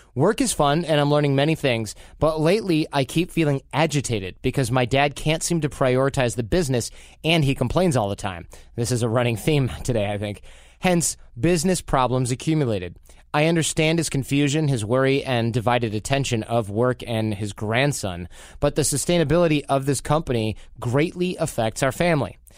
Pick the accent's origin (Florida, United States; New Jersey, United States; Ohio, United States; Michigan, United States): Michigan, United States; Detroit; I'm from Detroit